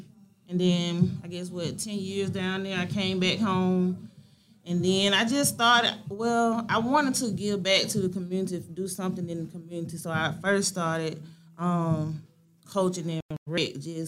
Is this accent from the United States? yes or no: yes; Greenville, Georgia, United States; also born or lived in LaGrange, Georgia / Savannah, Georgia; I'm from Greenville, Georgia.